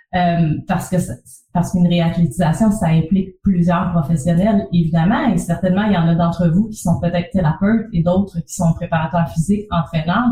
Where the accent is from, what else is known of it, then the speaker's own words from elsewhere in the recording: Trois-Rivières, Quebec, Canada; also born or lived in Montreal; l'Université du Québec à Trois-Rivières, qui est en fait ma ville natale